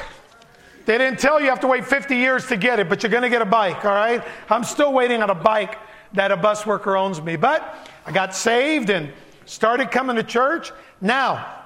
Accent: Chicago, Illinois, United States; born or raised there; first language Spanish; English is a second language; also born or lived in Puerto Rico / Barranquitas, Puerto Rico

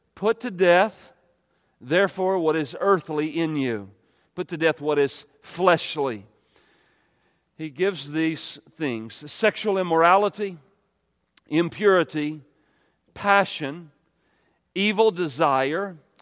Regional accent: United States; we're American

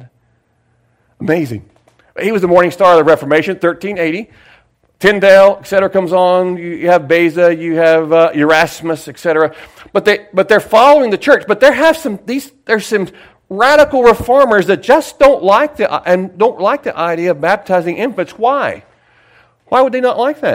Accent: Sayreville, New Jersey, United States; I was from Sayersville.

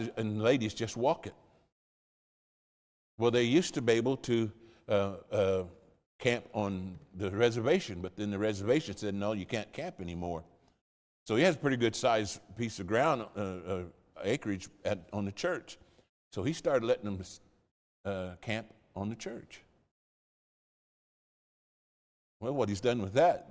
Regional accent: the Midlands, England, United Kingdom; moved away; There's a term we use in England, especially in the Midlands

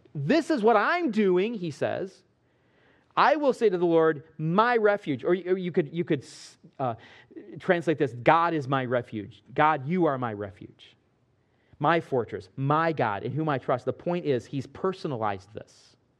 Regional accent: Midwest, United States; Growing up in the Midwest

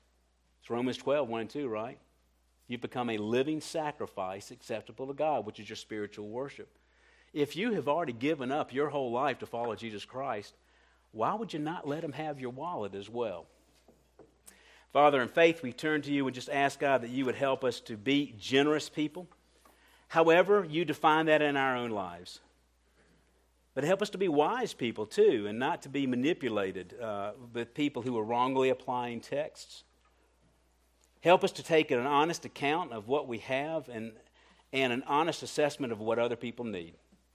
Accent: Colombia; I'm a little sensitive to that because I came from Colombia, and if anybody's been in Colombia, it's a real issue down there.

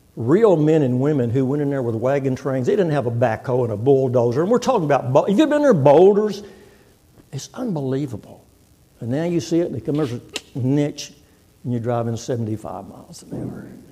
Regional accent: Texas, United States; moved away as an adult; now in Oklahoma, United States; I'm from Texas, born and raised in Texas, and I've been in Oklahoma nearly 50 years

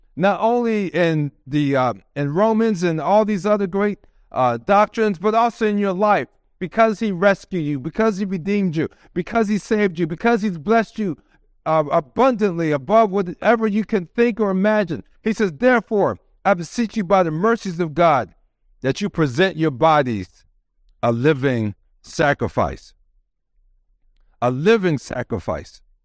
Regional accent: Maryland, United States; moved away as an adult; also born or lived in Twentynine Palms, California; now in San Diego, United States; We're from the East Coast in Maryland

